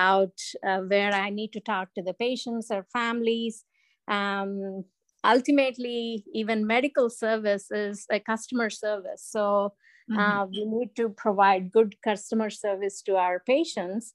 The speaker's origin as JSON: {"language": "English", "country": "India", "tie": "born or raised there", "also_born_or_lived": "Arizona", "moved": "as an adult", "lives_now": "United States", "said": "growing up in India"}